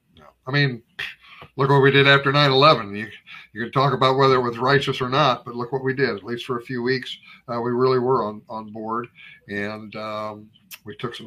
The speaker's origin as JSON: {"language": "English", "town": "Hermann", "region": "Missouri", "country": "United States", "tie": "born or raised there", "lives_now": "Camden County, United States", "said": "I grew up in Herman, Missouri"}